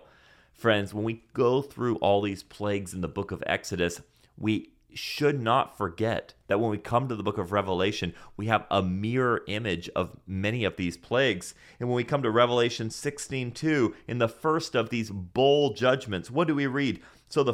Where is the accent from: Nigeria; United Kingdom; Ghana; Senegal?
Senegal; See, I grew up again in Senegal, West Africa, and in Senegal we use this, which is called a mortar and a pestle.